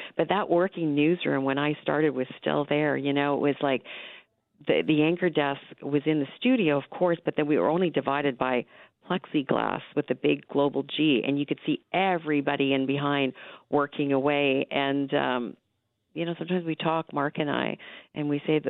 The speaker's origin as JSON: {"language": "English", "region": "Ontario", "country": "Canada", "tie": "born or raised there", "said": "I grew up in Northern Ontario, and I remember my first job was in Sudbury"}